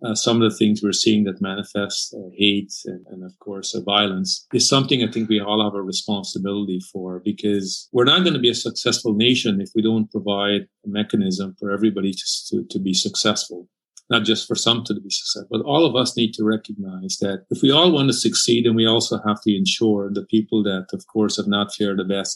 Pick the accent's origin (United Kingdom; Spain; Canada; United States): Canada; an immigrant who came to Canada and who grew up in this country